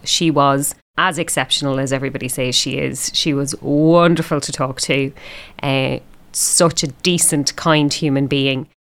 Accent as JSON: {"language": "English", "country": "Ireland", "moved": "yes", "lives_now": "Melbourne, Australia", "said": "me being Irish"}